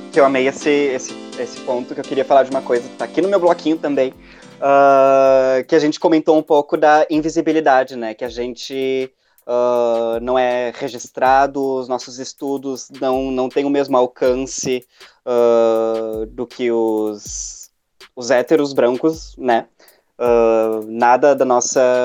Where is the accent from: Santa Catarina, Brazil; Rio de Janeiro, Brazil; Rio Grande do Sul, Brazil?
Rio Grande do Sul, Brazil; Porto Alegre; sou de Porto Alegre, trabalho num, num bar aqui